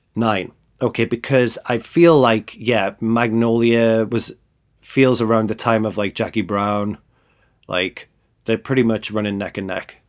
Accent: the north of England, United Kingdom; as somebody who grew up in the north of England

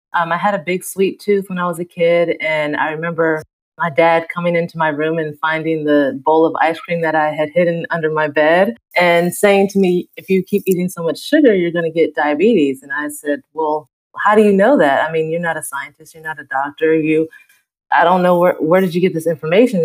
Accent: the South, United States; moved away; I was born and raised in the South

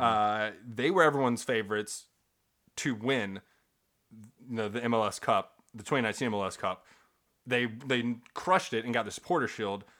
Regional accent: Kentucky, United States; I'm from Kentucky, so it's a little more southern

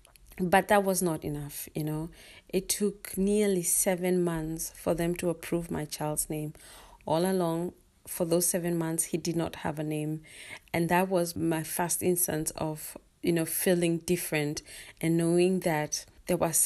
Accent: Kenya; now in Denmark; I'm a Kenyan living in Denmark

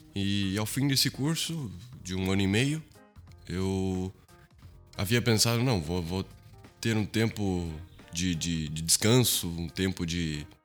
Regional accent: Brazil; also born or lived in Portugal; Vivemos no Brasil até os dias de hoje. Eu estudo eh, a minha faculdade, é, fiz a minha parte né, do ensino infantil, do ensino fundamental, ensino médio, high school, é, toda no Brasil

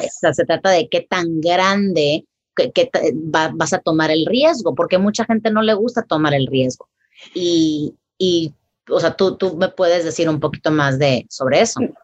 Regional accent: Tampico, Tamaulipas, Mexico; yo soy eh, de Tampico, Tamaulipas, ¿verdad? En México.

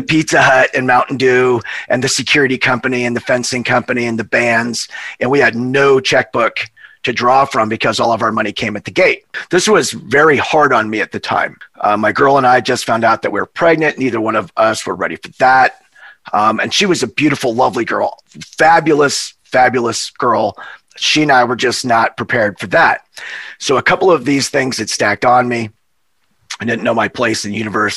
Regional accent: Montana, United States; moved away as an adult; also born or lived in Hawaii; we're from Montana we're cowboys.

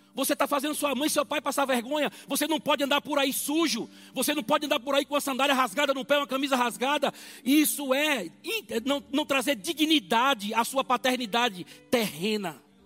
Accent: Brazil; eu naturalmente sou brasileiro

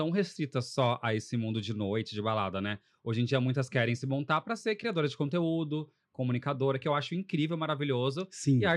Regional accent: Poços de Caldas, Minas Gerais, Brazil; moved away as an adult; eu sou de Poços de Caldas, já moro, moro aqui desde 2007, vim para cá fazer faculdade, só que eu vou, ia sempre para Poços, praticamente todo fim de semana.

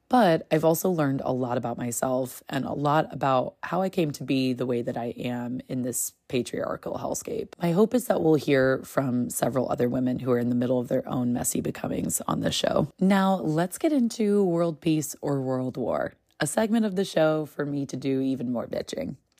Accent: United States; as a woman just growing up in America

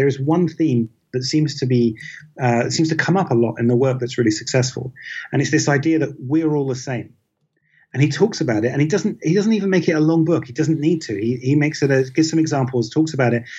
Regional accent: United Kingdom; I'm British and I grew up in Britain.

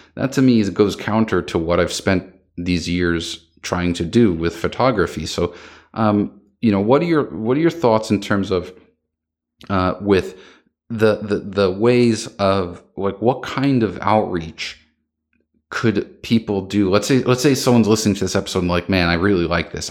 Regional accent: United States; I'm American

